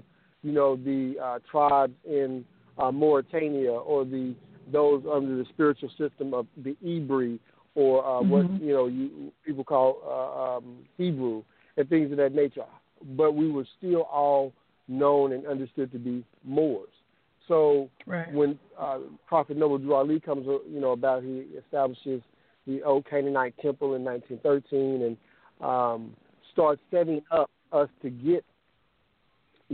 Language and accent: English; Kansas City, Missouri, United States; moved away as an adult; now in Oakland, United States; I'm originally, you know, I hail from Kansas City, Missouri. I'm in the Oakland, California area.